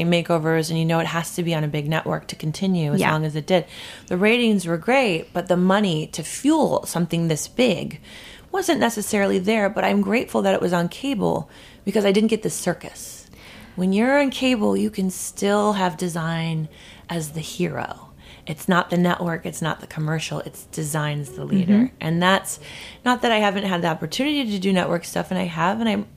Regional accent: Minnesota, United States; moved away as an adult; also born or lived in Oregon; now in New York, United States; my home state

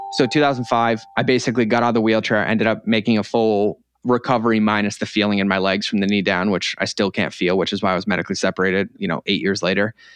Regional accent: Norfolk, Massachusetts, United States; moved away; also born or lived in Connecticut; originally, um, from a little town in Massachusetts called Norfolk, Massachusetts

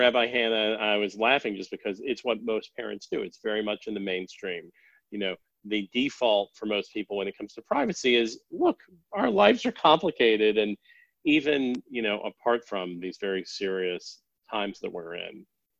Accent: Denver, Colorado, United States; also born or lived in Boston, Massachusetts; I grew up initially in Boston and then in Denver

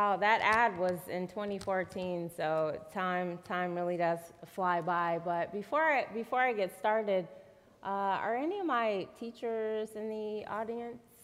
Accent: Grand Rapids, Michigan, United States; also born or lived in Texas; when I first came back to Grand Rapids

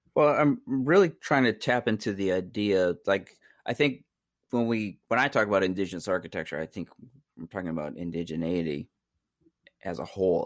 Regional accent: Wisconsin, United States; I'm, I'm Oneida, I'm from Wisconsin, my indigenous people, I'm indigenous to New York State

